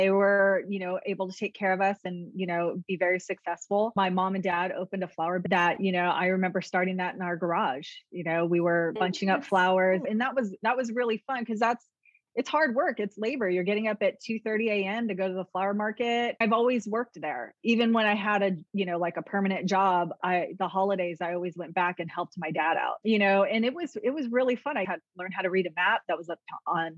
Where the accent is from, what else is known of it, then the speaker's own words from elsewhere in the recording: San Leandro, California, United States; I grew up in the Bay Area, San Leandro area, and played soccer